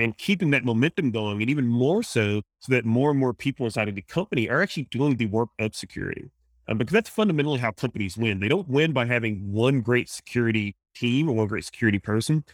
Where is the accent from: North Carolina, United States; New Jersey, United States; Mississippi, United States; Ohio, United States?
Mississippi, United States; accent: Louisiana, Mississippi, Cajun; I grew up in a in Mississippi